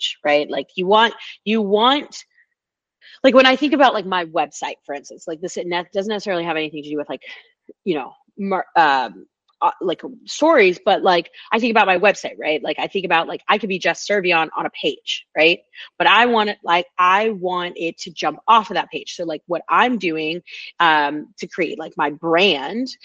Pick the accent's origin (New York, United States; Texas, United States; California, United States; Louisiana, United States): California, United States; Oakland; moved away; I'm from Oakland, California originally